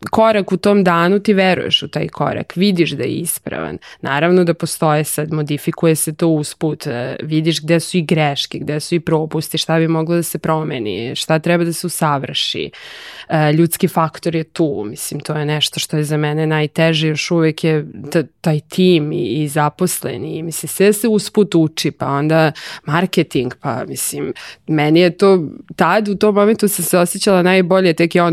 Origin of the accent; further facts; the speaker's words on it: Serbia; kod nas u Srbiji